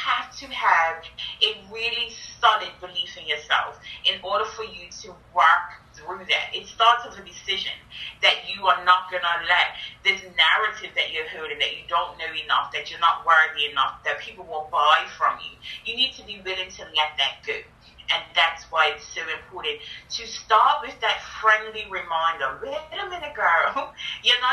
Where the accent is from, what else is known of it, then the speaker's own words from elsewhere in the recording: Bermuda; I grew up in Bermuda, and people have nicknames there